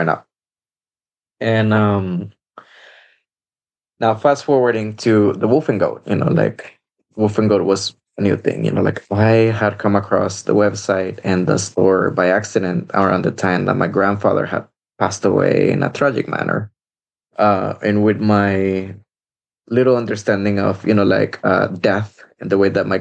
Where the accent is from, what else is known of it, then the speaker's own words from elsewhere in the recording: El Salvador; moved away; I grew up in El Salvador